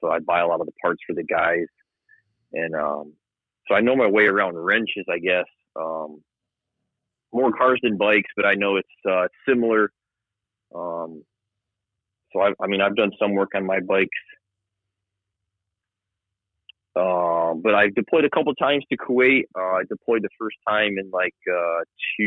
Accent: Johnstown, New York, United States; moved away as an adult; I grew up in upstate New York, kind of 40 minutes northwest of Albany

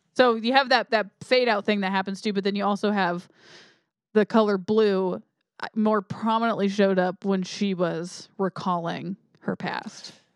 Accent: United States; I'm American.

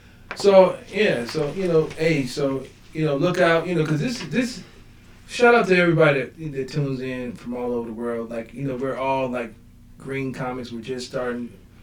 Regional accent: Turkeyfoot, Ohio, United States; I'm from the Foot.

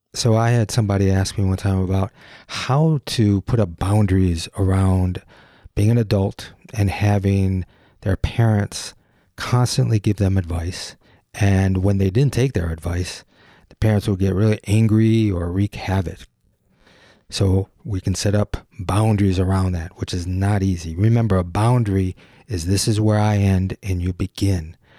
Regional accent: Detroit, Michigan, United States; Gyro is an identity studio based in my hometown, Detroit

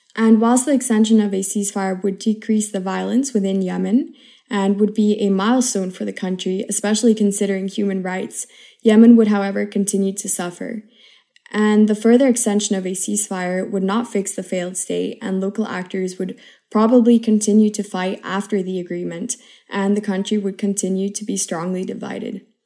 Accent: Switzerland; now in Madrid, Spain; I come from Switzerland, and currently I am a third year international relations student at I U University in Madrid

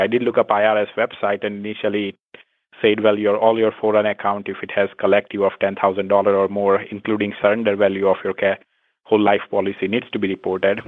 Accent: India; moved away as an adult; I'm originally from India

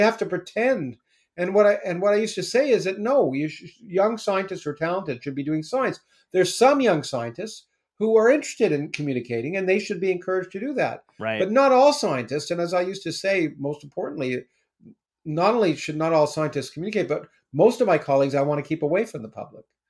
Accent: Canada; I was Canadian. I grew up in Canada.

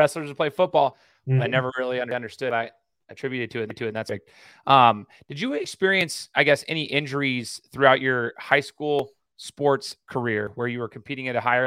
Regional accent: Idaho, United States; I'm from Idaho

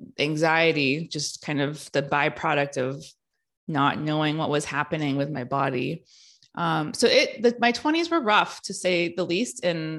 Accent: California, United States; So I grew up in the Bay Area in California in the early 90s.

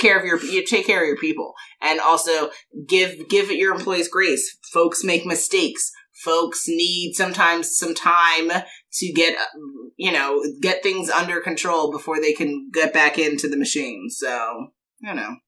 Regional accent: New York, United States; I'm we're from New York

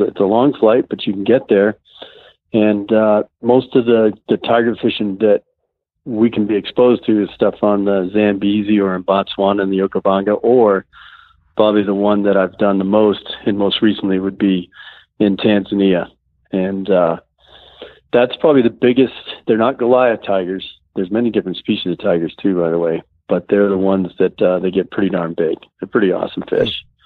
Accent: Massachusetts, United States; moved away; I grew up in a uh, fishing family, so I came from Massachusetts

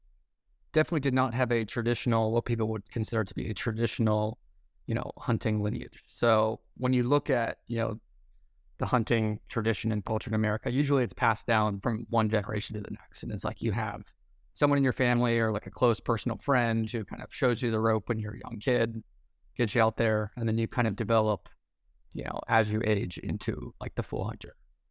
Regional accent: Ohio, United States; Because growing up in Central Ohio, it's like, obviously there's a huge population of hunters around me

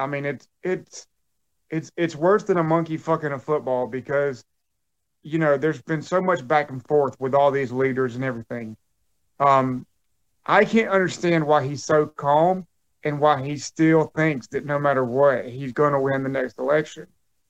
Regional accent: South Carolina, United States; my hometown in South Carolina

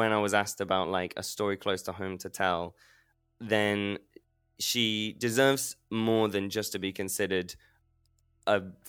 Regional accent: Leicester, East Midlands, United Kingdom; I was born in the Leicester Royal Infirmary

